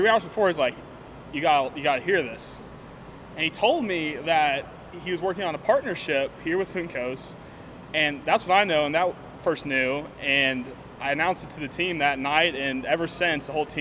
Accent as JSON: {"language": "English", "town": "Brentwood", "region": "Tennessee", "country": "United States", "moved": "yes", "said": "I'm from Brentwood, Tennessee"}